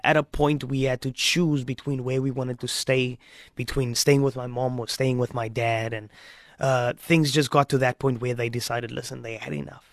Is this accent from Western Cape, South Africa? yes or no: yes; Strand, Western Cape, South Africa; also born or lived in Stellenbosch; We were growing up in Strand. We left Strand